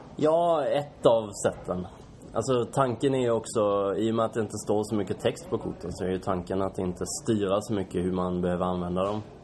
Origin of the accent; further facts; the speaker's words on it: Kalmar, Kalmar County, Sweden; now in Stockholm, Sweden; Kalmar kommer jag ifrån